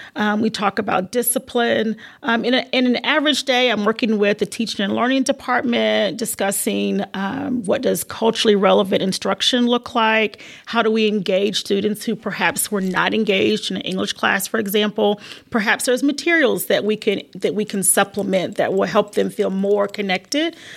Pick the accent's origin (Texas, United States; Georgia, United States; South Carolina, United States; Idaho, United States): South Carolina, United States; also born or lived in Virginia; I was born in Virginia but lived in South Carolina, basically my whole life. Very rural area